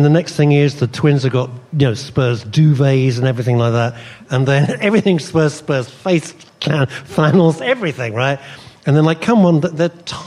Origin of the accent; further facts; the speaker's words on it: London, United Kingdom; I was born and brought up in Southgate, North London